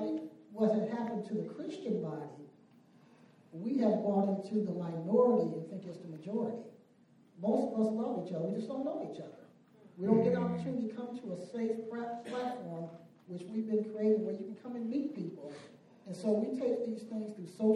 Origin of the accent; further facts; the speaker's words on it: Indiana, United States; moved away; I'm originally from Indiana and grew up predominantly black area